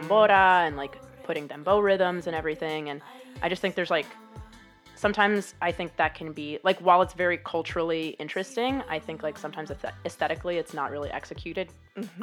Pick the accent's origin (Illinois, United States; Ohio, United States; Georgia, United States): Illinois, United States; Chicago; moved away; I am from Chicago originally